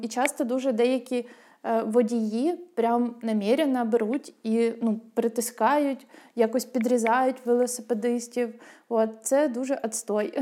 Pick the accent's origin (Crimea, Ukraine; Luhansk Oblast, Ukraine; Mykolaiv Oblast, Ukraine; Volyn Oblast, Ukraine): Luhansk Oblast, Ukraine; Rubizhne; у мене в моєму рідному місті в Рубіжному, на Луганщині.